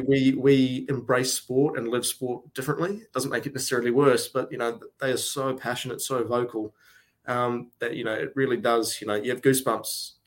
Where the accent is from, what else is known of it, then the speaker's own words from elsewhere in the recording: New Zealand; moved away; as a Kiwi